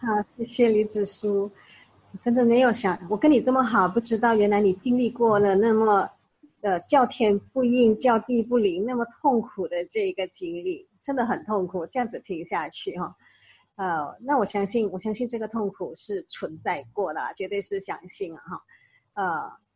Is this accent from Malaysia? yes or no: yes; Malaysia; 我们马来西亚华人